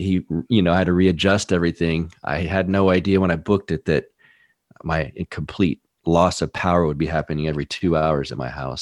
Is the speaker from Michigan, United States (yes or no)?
no; Texas, United States; also born or lived in California; I was born in Texas, uh, grew up a little bit here, and then moved to California for a few years when I was young, and then back to Texas